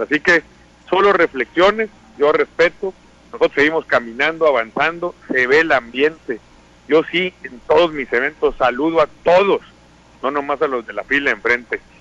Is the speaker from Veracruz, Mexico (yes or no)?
no; Sinaloa, Mexico; como somos los sinaloenses, con entusiasmo